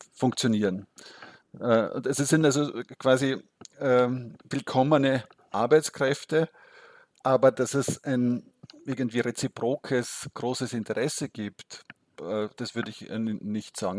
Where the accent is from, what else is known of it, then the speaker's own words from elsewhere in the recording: Austria; als Österreicher